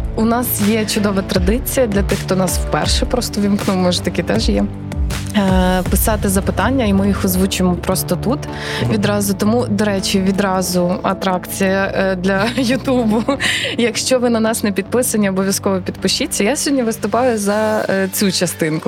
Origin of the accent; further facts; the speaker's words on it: Rivne Oblast, Ukraine; moved away as an adult; also born or lived in Lviv; вродженка Рівненщини, е, це ж моя мала батьківщина